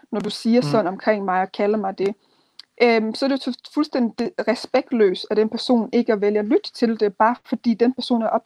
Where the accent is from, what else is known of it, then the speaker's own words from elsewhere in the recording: Denmark; jeg er opvokset her i Danmark, øh, og jeg er dansk, men min rødder er stadigvæk afrikansk. Så jeg er dansk-afrikansk, jeg er afrikansk-dansk.